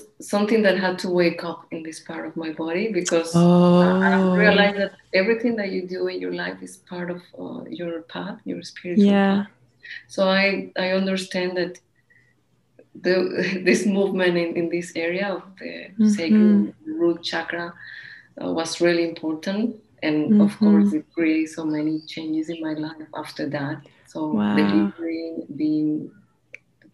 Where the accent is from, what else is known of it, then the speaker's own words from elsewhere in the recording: Colombia; now in Barcelona, Spain; We are from Colombia